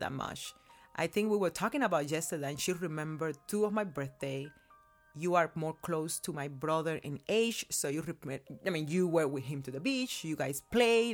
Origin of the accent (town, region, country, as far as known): Cuba; born or raised there; now in United States